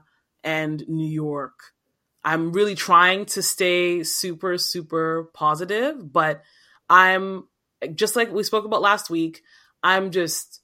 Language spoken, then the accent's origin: English; Nigeria; now in Toronto, Canada; as a Nigerian